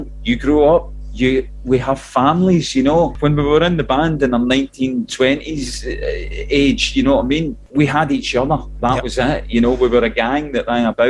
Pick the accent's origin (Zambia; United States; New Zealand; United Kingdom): United Kingdom; Clydebank, Scotland; We come from Clyde Bank, which is on the banks of the Clyde, so there were shipyards all around us.